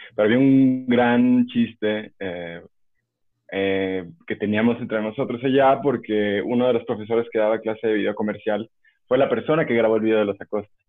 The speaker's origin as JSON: {"language": "Spanish", "region": "Aguascalientes", "country": "Mexico", "also_born_or_lived": "Guanajuato", "moved": "as an adult", "lives_now": "Mexico City, Mexico", "said": "soy de Aguascalientes, pero a los 18 años me fui a vivir a Guanajuato, a estudiar allá"}